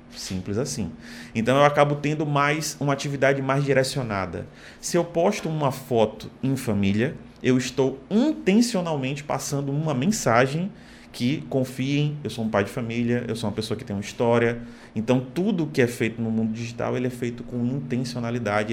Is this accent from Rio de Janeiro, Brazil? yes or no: no; Salvador, Bahia, Brazil; moved away as an adult; also born or lived in Fortaleza; now in Natal, Brazil; Sou baiano, nasci em Salvador, me mudei para cá para Fortaleza